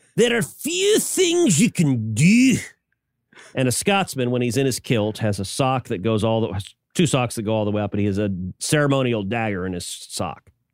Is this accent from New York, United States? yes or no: no; Houston, Texas, United States; growing up in Houston, when I was a little kid